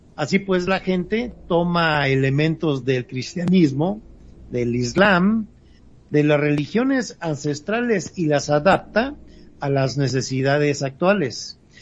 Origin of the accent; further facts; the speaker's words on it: Mexico; ya que somos mexicanos